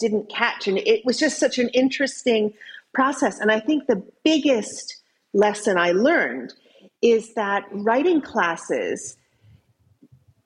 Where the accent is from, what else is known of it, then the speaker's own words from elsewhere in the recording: United States; accent: American; now in Cambridge, United Kingdom; I'm an American. You can tell from my accent, but I live in Cambridge, England